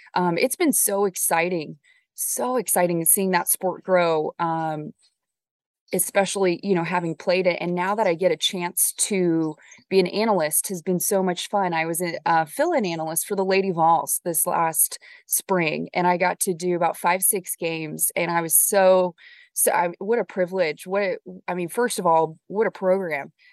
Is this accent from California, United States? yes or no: yes; Orange County, Southern California, United States; moved away; when I was growing up in Southern California, in Orange County